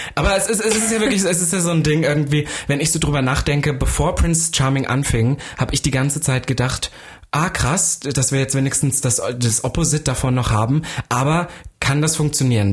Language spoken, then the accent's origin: German; Saxony-Anhalt, Germany; now in Berlin, Germany; ich komme ja eigentlich aus Sachsen-Anhalt